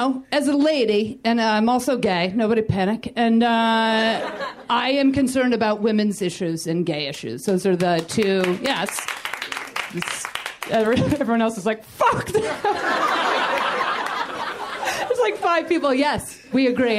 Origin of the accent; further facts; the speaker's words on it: New York, United States; moved away as an adult; now in Los Angeles, United States; I had been in Los Angeles almost 8 years, and I'm from New York